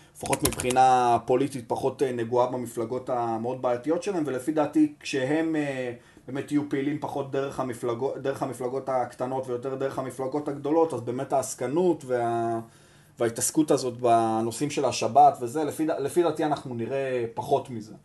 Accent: Tel Aviv, Tel Aviv District, Israel; אני גדלתי ברחוב ביאליק

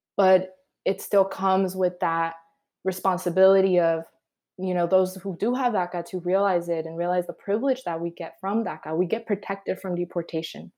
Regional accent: Adelanto, California, United States; also born or lived in Guadalajara, Mexico; So Adelanto is in the high desert in California, which, if people don't know where the high desert is, it's in the San Bernardino County

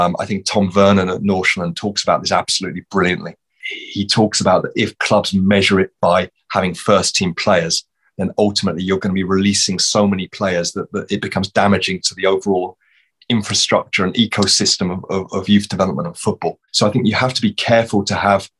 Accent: Luton, East of England, United Kingdom; moved away as an adult; now in Norway; I got the opportunity to work at Luton Town, which was my hometown club, the club I grew up supporting as a boy

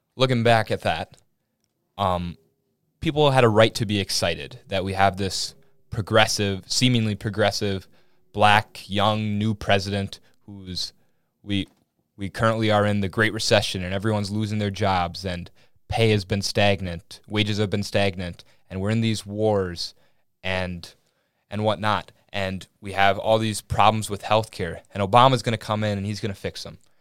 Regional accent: Willmar, Minnesota, United States; accent: Minnesotan; I'm from Wilmer, Minnesota, small town

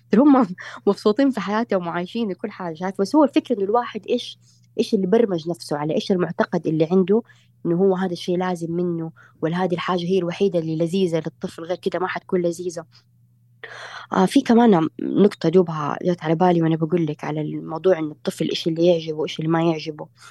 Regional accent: Saudi Arabia; انا سعوديه

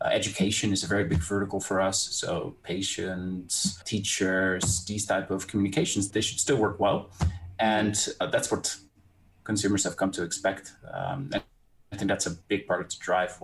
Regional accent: Netherlands; I'm from the Netherlands

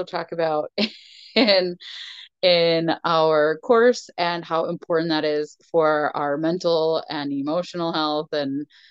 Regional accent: Minnesota, United States; We're so Minnesotan.

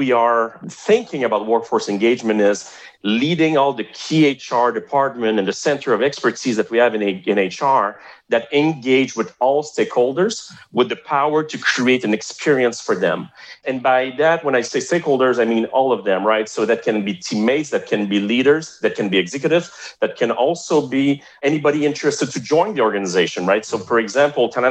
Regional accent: Montreal, Quebec, Canada; accent: French-Canadian (Montreal); first language French; English is a second language; my accent is from Montreal, right? It's a French-Canadian accent.

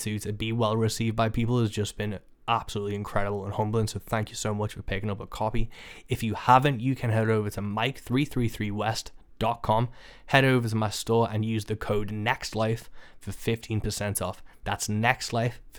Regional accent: Birkenhead, North West England, United Kingdom; Birkenhead, my hometown

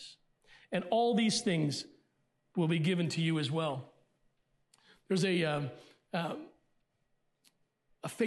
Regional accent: Elkton, Maryland, United States; also born or lived in Pennsylvania; most of my growing up was in Elkton, Maryland

